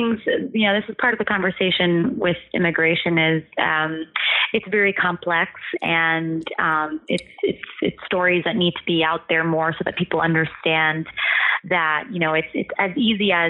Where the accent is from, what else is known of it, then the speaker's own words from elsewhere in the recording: Ohio, United States; moved away; growing up in Ohio and like in the small town that I did